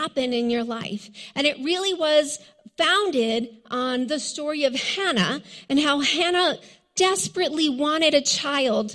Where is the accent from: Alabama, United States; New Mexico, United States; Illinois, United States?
New Mexico, United States; Hatch; You see, I came from Hatch, but really I came from a ranch outside of Hatch. It was like 20 miles of a dirt road out into the middle of nowhere. And we were very, very poor.